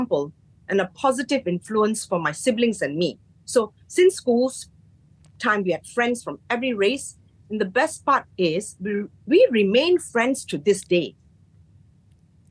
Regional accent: Johor Bahru, Johor, Malaysia; I was born in the Johor Bahru General Hospital, the JBGH

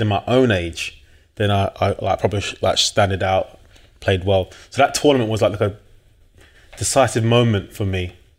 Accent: London, United Kingdom; also born or lived in Blackheath, London / Manchester; I'm from South East London, New Cross originally.

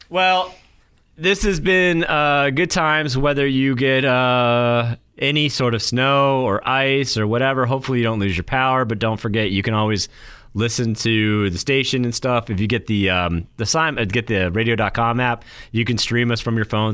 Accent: New Hampshire, United States; moved away

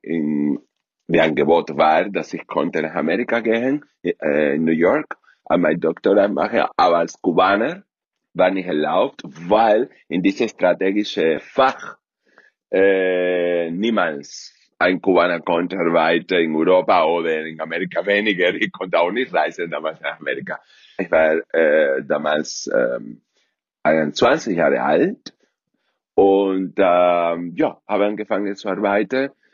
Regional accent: Cuba; German is a second language; moved away as an adult; in einem der besten Internat auf Kuba

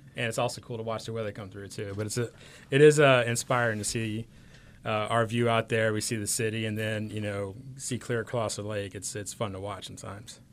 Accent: West Bank, Louisiana, United States; I grew up on the West Bank, so we, like, we would travel in front of the one on La Palco

